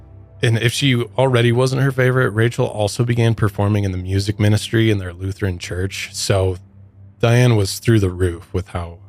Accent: Midwest, United States; which I come from the Midwest, and I've never heard of Bronson before.

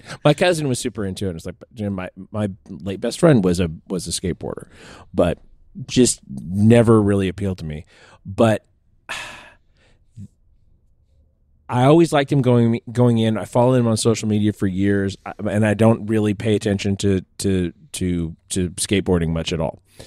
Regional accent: Manteca, California, United States; I grew up around Manteca

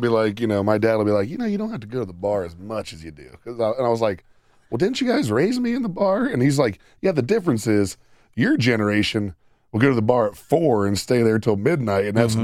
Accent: Sidney, Ohio, United States; my hometown paper whenever which I was, came home. Which was Sydney Daily News in Shelby County.

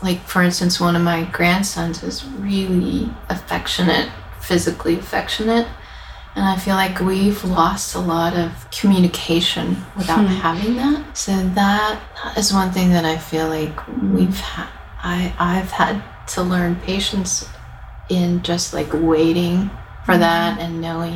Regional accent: Yuba City, California, United States; moved away as an adult; now in Nashville, United States; these are women who I grew up with in California, in our little hometown of Yuba City in Northern California.

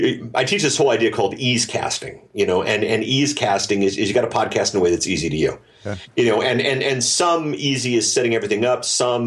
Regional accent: Germany; Well, okay, so I grew up in Germany. My folks worked for the U.S. military

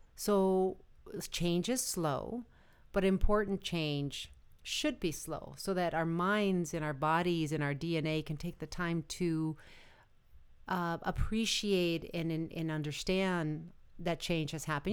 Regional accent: United States; we're all American

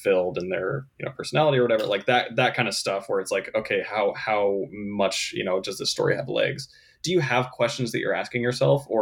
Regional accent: Utah, United States; also born or lived in Arizona; now in Los Angeles, United States; I was born in Arizona, grew up in Utah, and now live in LA most of the time

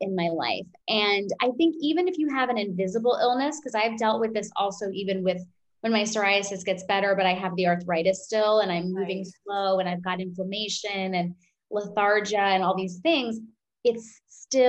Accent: New York, United States; I'm an Indian woman. I'm a New Yorker

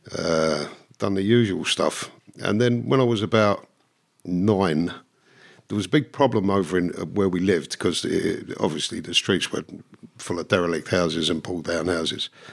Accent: London, United Kingdom; also born or lived in Dublin, Ireland (parents' origin); really grew up until I was nine in, in North London

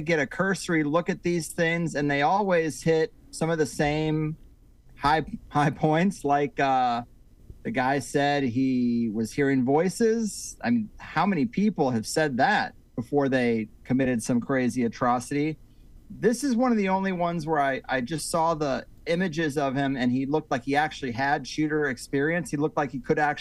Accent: Missouri, United States; also born or lived in California; now in Florida, United States; I grew up in Missouri

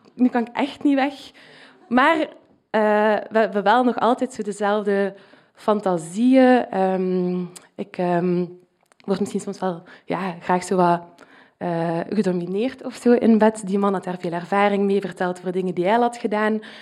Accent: Flanders, Belgium; accent: Flemish; mijn Vlaams accent

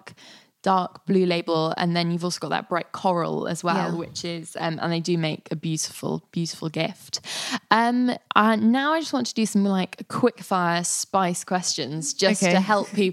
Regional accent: Istanbul, Turkey; moved away; I grew up in Istanbul

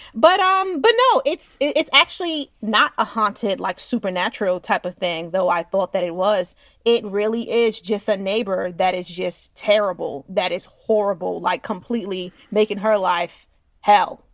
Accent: Westchester, New York, United States; I'm from Westchester, guys, and Westchester's fancy

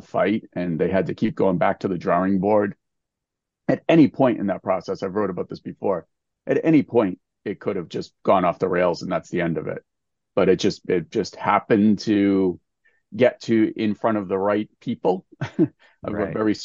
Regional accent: Massachusetts, United States; my home state of Massachusetts

